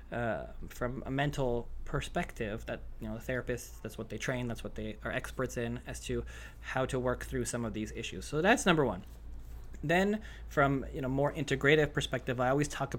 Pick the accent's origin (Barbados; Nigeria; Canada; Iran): Canada; I'm Canadian